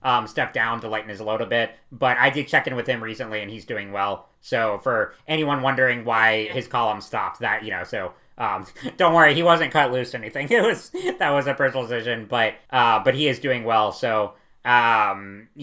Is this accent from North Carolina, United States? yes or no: yes; North Carolina, United States; from my home state of North Carolina